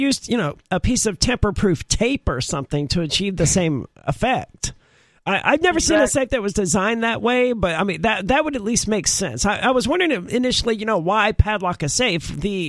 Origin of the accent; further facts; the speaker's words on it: the South, United States; we're all from the South.